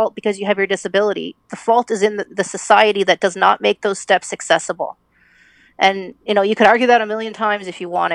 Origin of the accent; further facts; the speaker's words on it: Canada; we grew up in the 80s and we grew up in Canada